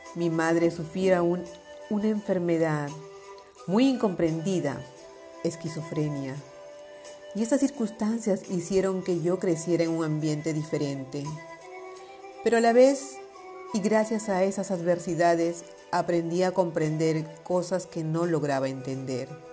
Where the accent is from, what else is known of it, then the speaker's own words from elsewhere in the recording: Palma, Balearic Islands, Spain; also born or lived in Bray, Ireland; De nuevo en mi ciudad natal